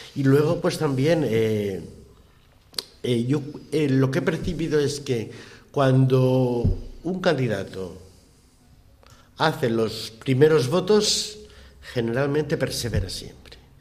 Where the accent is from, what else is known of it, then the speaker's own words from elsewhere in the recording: Spain; yo soy español